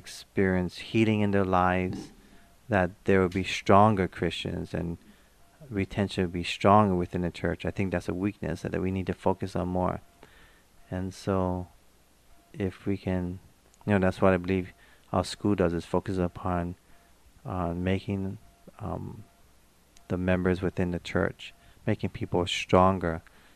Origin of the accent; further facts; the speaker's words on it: Hawaii, United States; being born and raised in Hawaii, I've learned to deal with different races